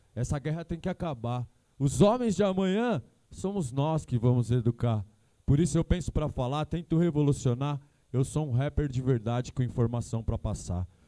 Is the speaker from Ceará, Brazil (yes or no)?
no; São Paulo, Brazil; venho lá de Pirituba